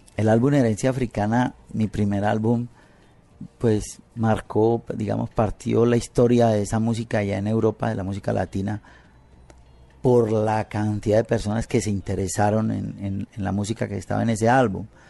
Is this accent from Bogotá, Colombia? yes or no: no; Buenaventura, Valle del Cauca, Colombia; moved away as an adult; also born or lived in Cali; now in Paris, France; yo nací en Buenaventura, en el Pacífico